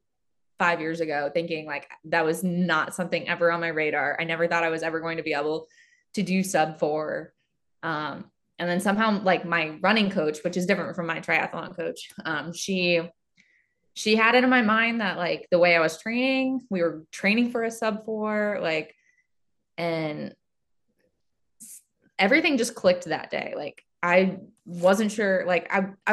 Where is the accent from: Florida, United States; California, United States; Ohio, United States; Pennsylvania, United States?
Ohio, United States; I'm from Ohio. So it was like 4 hours for me because it was the other end of Ohio